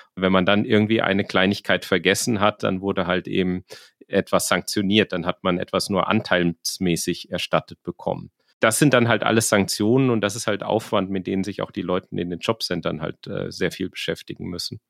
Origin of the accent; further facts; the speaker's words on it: rural Hesse, Germany; Also ich komme aus äh, der Provinz in Hessen. Die Gemeinde, wo ich herkomme, ist in der Mietstufe 1, die niedrigste